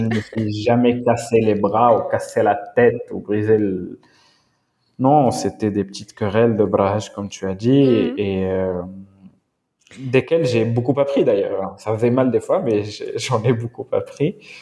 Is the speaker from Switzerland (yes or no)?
no; Morocco; Je m'identifie en tant que Marocain, euh, Amazir, africain, arabe, musulman